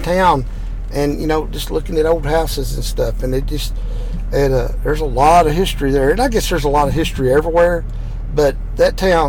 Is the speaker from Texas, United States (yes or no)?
yes; Texas, United States; I was raised in Texas.